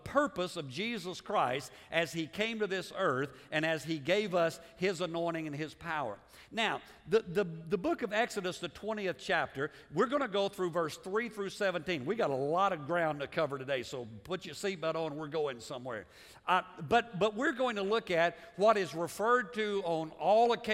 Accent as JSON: {"language": "English", "country": "United States", "said": "as American"}